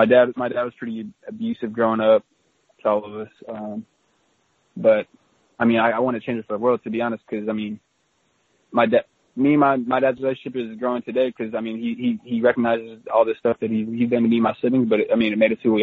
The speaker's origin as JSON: {"language": "English", "town": "Orem", "region": "Utah", "country": "United States", "tie": "born or raised there", "moved": "as an adult", "lives_now": "Seattle, United States", "said": "I was born in Orem, Utah, which is 5 minutes from Provo, and then just moved five feet from there and then lived there until I was 18"}